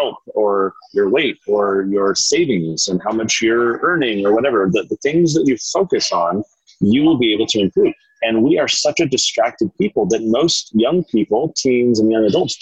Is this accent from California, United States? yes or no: yes; San Diego, California, United States; now in Utah, United States; I grew up in San Diego. We now live in Utah.